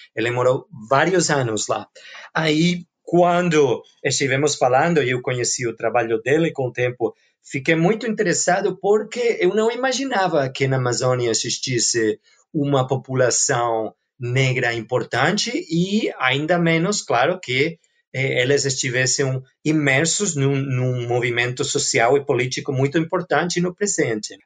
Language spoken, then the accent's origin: Portuguese; Barcelona, Catalonia, Spain; Portuguese is a second language; sou originalmente da Barcelona, de Espanha